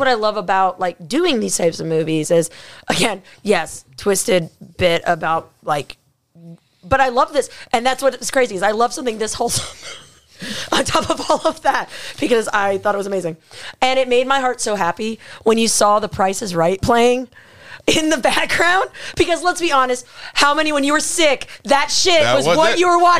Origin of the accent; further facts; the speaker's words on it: Australia; I love that dog because of course having border collies and that's being an Aussie.